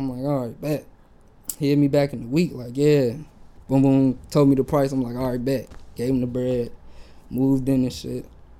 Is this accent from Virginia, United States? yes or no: yes; Virginia, United States; moved away as an adult; now in Orange County, United States; I moved out here from Virginia.